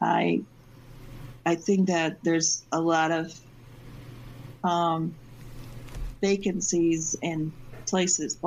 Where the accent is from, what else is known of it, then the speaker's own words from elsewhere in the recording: Binghamton, New York, United States; moved away as an adult; also born or lived in Massachusetts; now in Syracuse, United States; I lived 20 years in Massachusetts, but I basically I grew up in Binghamton